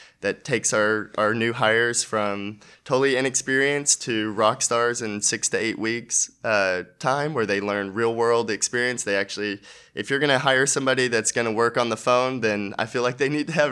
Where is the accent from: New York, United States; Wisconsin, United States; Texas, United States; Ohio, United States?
Texas, United States; Dallas-Fort Worth Metroplex; I'm from the Dallas-Fort Worth Metroplex